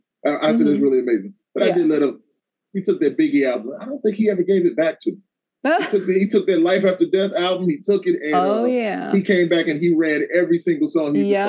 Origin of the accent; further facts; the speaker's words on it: the South, United States; I'm an East Coast dude. Even though I'm from the South, I've always been an East Coast dude.